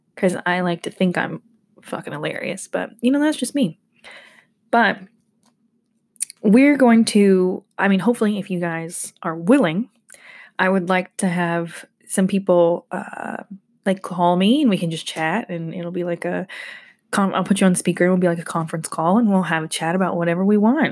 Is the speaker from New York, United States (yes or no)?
no; Georgia, United States; I'm from Georgia